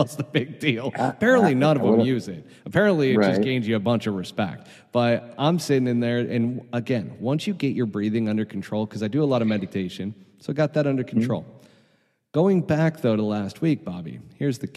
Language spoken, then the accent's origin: English; New York, United States; now in Arizona, United States; as a New Yorker